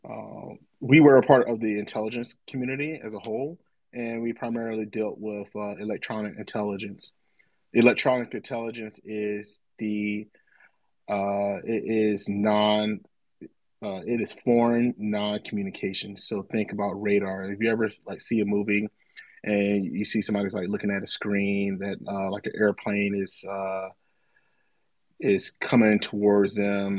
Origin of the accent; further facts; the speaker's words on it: Tampa, Florida, United States; I'm originally from Tampa, Florida, born and raised